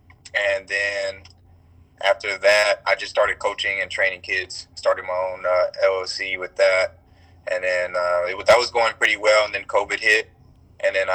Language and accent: English; Pasadena, California, United States; So I'm from Pasadena, California, originally